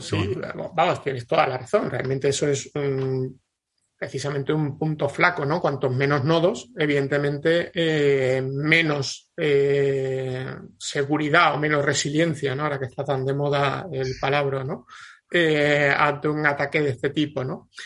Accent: Andalusia, Spain; yo como soy andaluz

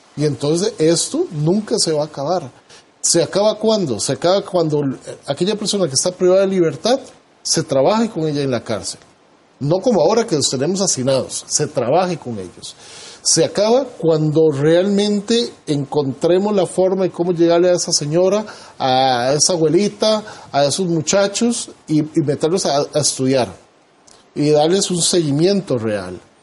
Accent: Costa Rica; nosotros como costarricenses

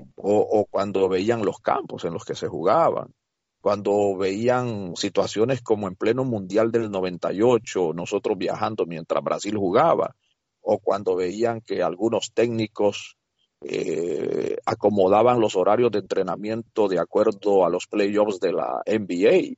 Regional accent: El Salvador; now in United States; en mi país, El Salvador

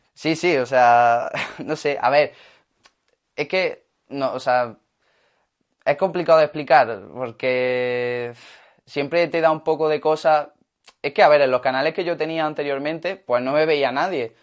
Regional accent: Granada, Andalusia, Spain; ser de aquí de Granada

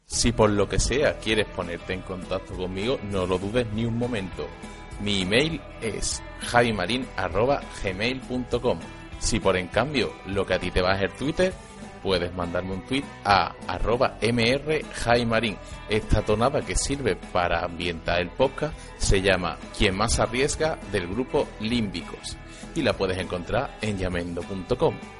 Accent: Andalusia, Spain; moved away as an adult; now in Germany; soy un chico que normalmente reside en Andalucía, pero que últimamente está viviendo en Alemania. Vamos, soy un andaluz en Alemania

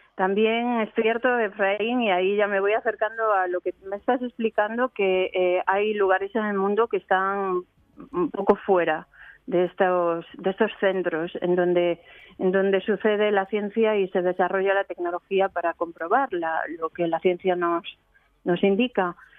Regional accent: Spain; moved away as an adult; now in Geneva, Switzerland; yo soy española, trabajo en Ginebra

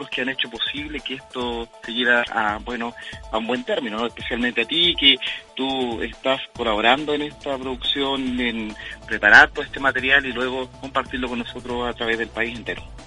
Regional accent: Chile; a lo largo y ancho de nuestro país

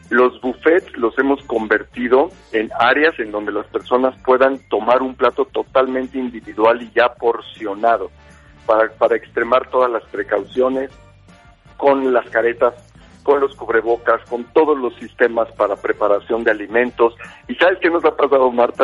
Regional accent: Mexico; como mexicanos

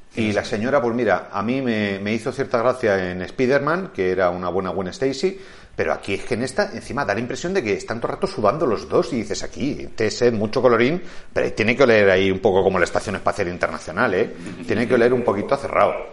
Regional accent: Madrid, Community of Madrid, Spain; soy madrileño y hablo catalán

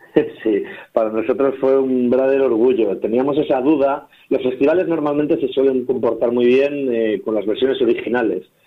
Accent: Valencia, Valencian Community, Spain; also born or lived in Madrid; mi tierra, eran de Valencia

